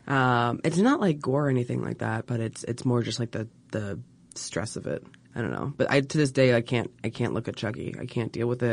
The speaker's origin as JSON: {"language": "English", "area": "Baltimore area", "region": "Maryland", "country": "United States", "tie": "born or raised there", "said": "Baltimore. Well, I say Baltimore because nobody actually knows anything about Maryland"}